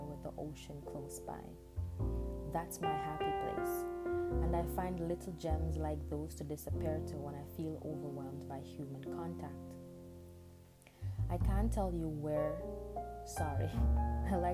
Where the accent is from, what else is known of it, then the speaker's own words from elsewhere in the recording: Jamaica; accent: Jamaican Patois; first language Jamaican Patois; English is a second language; moved away; English is not my first language. Jamaican Patois is